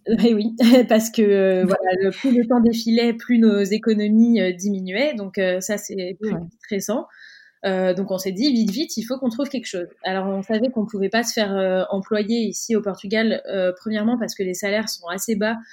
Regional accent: Cannes, Provence-Alpes-Côte d'Azur, France; moved away; la ville d'où on vient, donc nous on est originaire de Cannes, dans le sud de la France

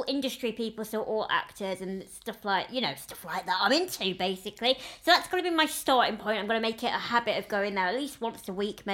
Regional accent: the north of England, United Kingdom; accent: northern; moved away; That's because I'm from up north

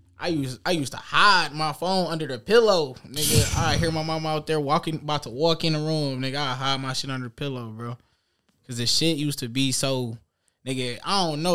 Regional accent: Detroit, Michigan, United States; on the east side, bro. Yeah. That's where I grew up at, bro. I grew up right there on East Warren, you feel me? Right there by the skating land, bro.

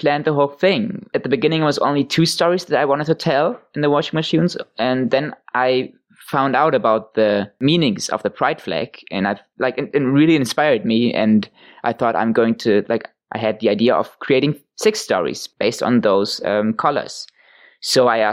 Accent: Hamburg, Germany; one church in my hometown

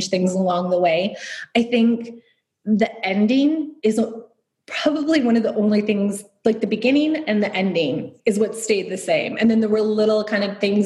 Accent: Detroit, Michigan, United States; moved away as an adult; also born or lived in Long Island, New York / North Carolina / Chicago / Dublin; now in Dubai, United Arab Emirates; I grew up mainly in Metro Detroit. I lived in Long Island, North Carolina for a bit as well.

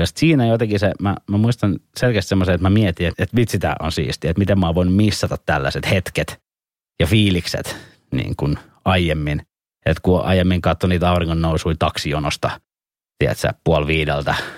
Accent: Helsinki, Uusimaa, Finland; also born or lived in Punkalaidun; mä oon Etelä-Helsingistä, niin, niin mä oon perheeni ensimmäinen tai sukuni ensimmäinen kuitenkin täältä

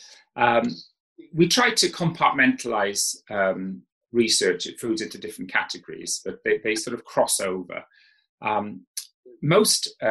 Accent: South Wales, United Kingdom; when I grew up in South Wales

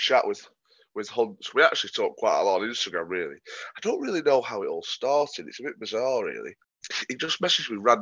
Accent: England, United Kingdom; as an Englishman

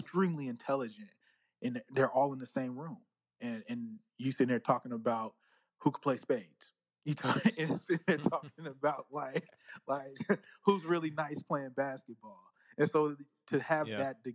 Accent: Northern California, United States; I'm from Northern California.

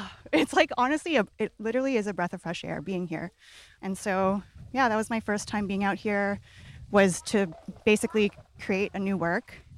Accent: British Columbia, Canada; growing up in the West Coast, uh, like in B C

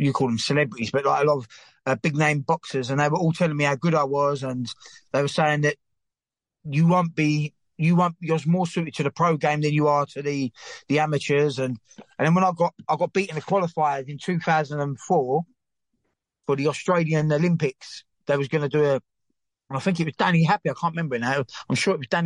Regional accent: London, United Kingdom; I used to live across the road from it, so in the Bucker Flats there, and that's where I grew up. And I was born in Forest Gate

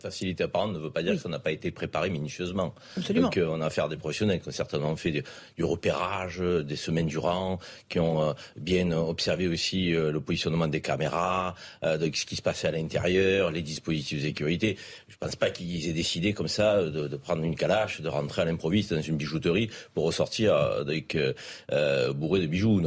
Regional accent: Marseille, Provence-Alpes-Côte d'Azur, France; depuis que je suis Marseillais

